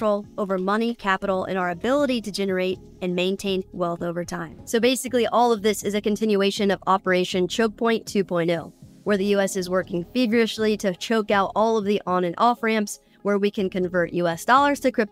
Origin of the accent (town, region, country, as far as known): United States